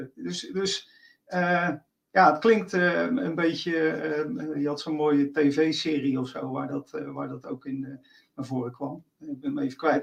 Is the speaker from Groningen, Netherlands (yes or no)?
no; Rotterdam, South Holland, Netherlands; accent: Rotterdam; mijn Rotterdamse accent